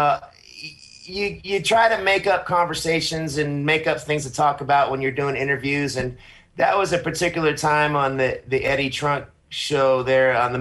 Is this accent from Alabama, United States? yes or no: no; Sacramento, California, United States; I'm in Northern California, just outside of my hometown of Sacramento, California.